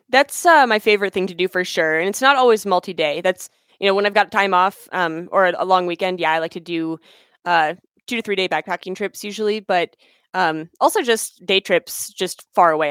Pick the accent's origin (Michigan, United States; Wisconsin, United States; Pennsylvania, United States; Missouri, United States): Pennsylvania, United States; moved away as an adult; now in Colorado, United States; I was in school back home where I was born in Pennsylvania